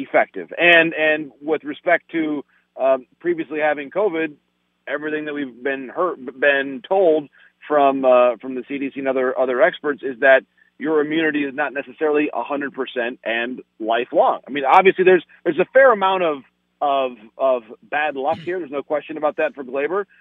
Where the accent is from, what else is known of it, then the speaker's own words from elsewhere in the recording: Michigan, United States; my home state of Michigan